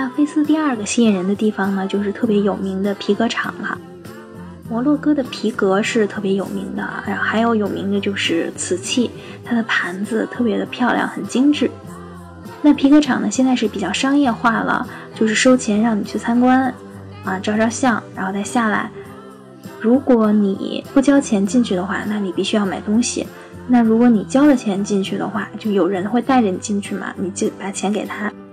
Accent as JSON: {"language": "Chinese", "country": "China", "said": "我们是中国来的"}